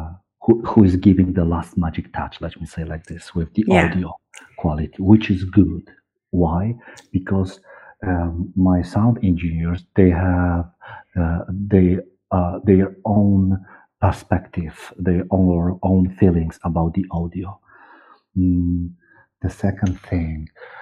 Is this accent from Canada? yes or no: no; Poland; accent: East European; English is a second language; I'm from communism time, and I learned English when I was 20, 25 years old.